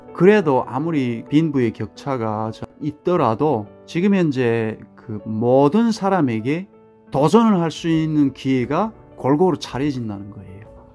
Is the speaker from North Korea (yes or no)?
yes; North Korea; now in United States